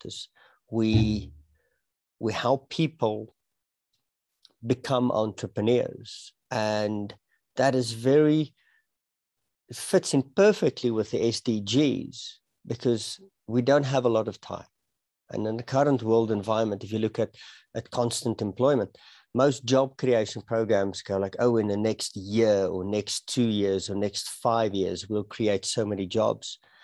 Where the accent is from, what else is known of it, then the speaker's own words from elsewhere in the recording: Pretoria, Gauteng, South Africa; moved away as an adult; now in Johannesburg, South Africa; I, I was born and I was raised in uh, Pretoria, the capital city of South Africa